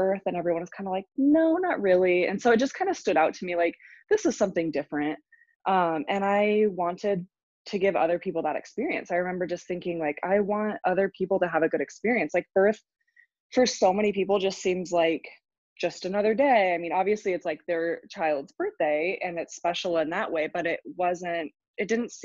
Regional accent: Washington, United States; moved away; We're both from Washington State

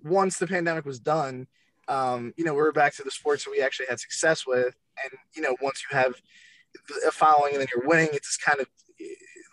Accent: Delaware County, outside Philadelphia, Pennsylvania, United States; I'm from Delaware County, which is right outside of the city, like 20 minutes

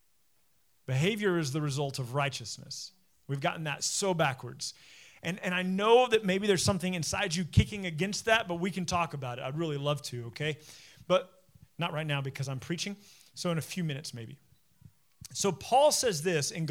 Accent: United States; Being an American Christian

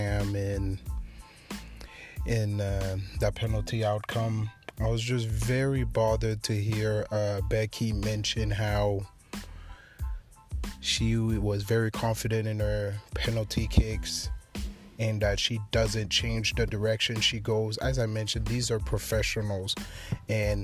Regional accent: Haiti; my home country, Haiti

